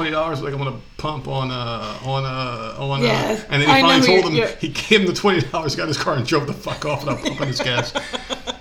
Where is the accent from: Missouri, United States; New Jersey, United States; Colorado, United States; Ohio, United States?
New Jersey, United States; moved away; also born or lived in New York; I'm from Jersey